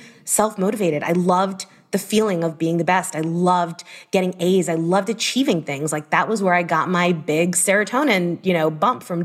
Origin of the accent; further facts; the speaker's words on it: Miami, Florida, United States; I am from Miami originally